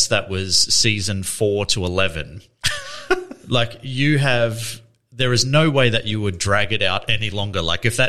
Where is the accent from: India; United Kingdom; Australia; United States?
Australia; as an Australian